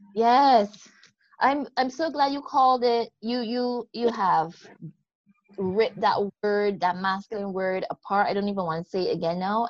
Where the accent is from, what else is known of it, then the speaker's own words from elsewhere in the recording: Barbados; accent: Barbadian; The accent you're hearing is that of the beautiful country of Barbados. Yep, I'm from the West Indies.